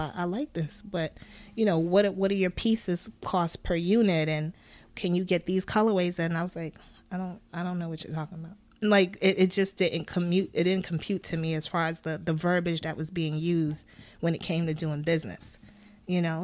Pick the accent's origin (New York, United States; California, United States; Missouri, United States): New York, United States; Brooklyn; I am from Brooklyn, New York. I am the daughter of two Ghanaian parents